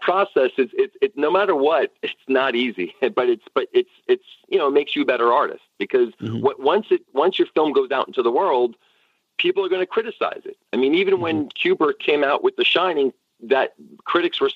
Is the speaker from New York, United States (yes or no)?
yes; New York, United States; I'm a New Yorker, so I'm kind of used to, you know, straight talk